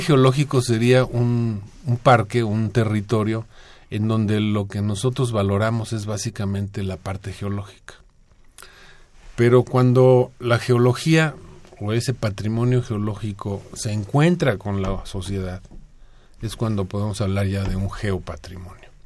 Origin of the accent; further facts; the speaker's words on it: Mexico City, Mexico; como chilangos